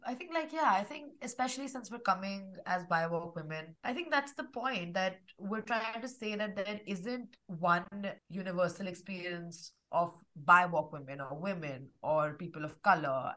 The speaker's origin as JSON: {"language": "English", "town": "New Delhi", "region": "Delhi", "country": "India", "tie": "born or raised there", "said": "I was born and raised in New Delhi in India"}